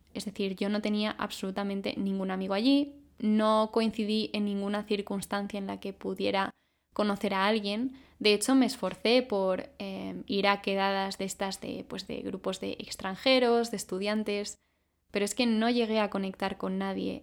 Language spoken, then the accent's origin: Spanish; Madrid, Community of Madrid, Spain; soy de Madrid